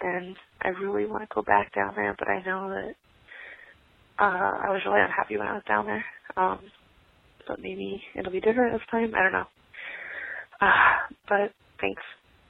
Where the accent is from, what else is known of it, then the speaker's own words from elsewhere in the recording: Illinois, United States; moved away as an adult; also born or lived in Florida; live up here in Illinois in my hometown